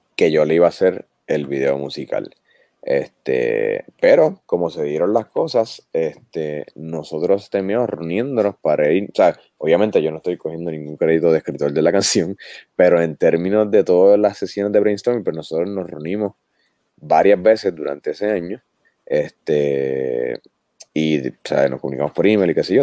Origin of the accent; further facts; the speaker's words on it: Puerto Rico; como somos nosotros los puertorriqueños con nosotros mismos